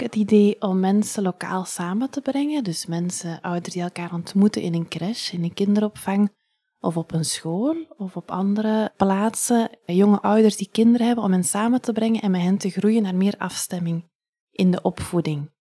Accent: Ghent, Flanders, Belgium; also born or lived in Leuven; now in Hoegaarden, Belgium; ik ben van Gent

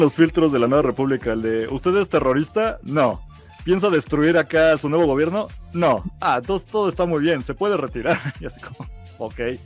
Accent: Mexico; así somos los mexicanos de, tardados

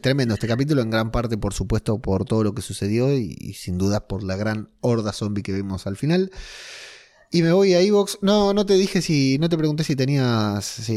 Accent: Argentina; moved away

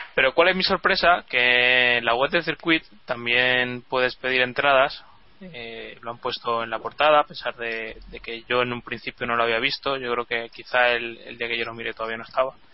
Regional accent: Spain; siendo español

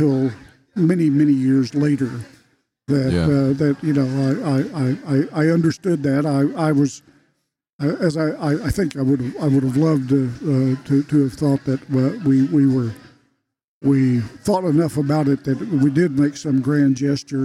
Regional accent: Sayre, Oklahoma, United States; I growing up in Western Oklahoma

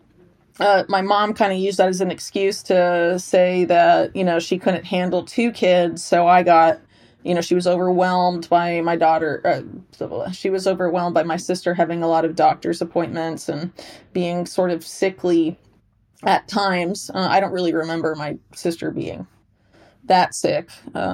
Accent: Sarasota, Florida, United States; I grew up in Sarasota, Florida.

